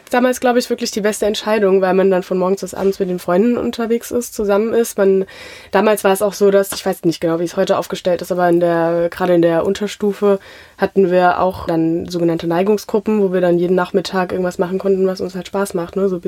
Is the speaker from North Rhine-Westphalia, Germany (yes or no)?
no; Mainz, Rhineland-Palatinate, Germany; Ein richtiges Mainzer Mädchen, ja.